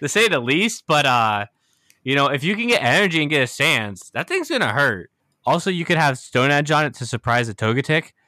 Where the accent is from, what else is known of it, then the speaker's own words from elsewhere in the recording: United States; I'm from the States